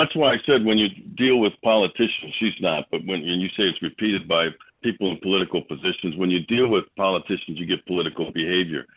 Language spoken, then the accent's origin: English; Milwaukee, Wisconsin, United States; I'm born and raised in Milwaukee County